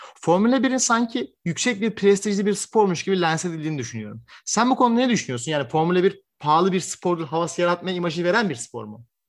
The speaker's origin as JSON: {"language": "Turkish", "country": "Turkey", "said": "ben Türk olarak"}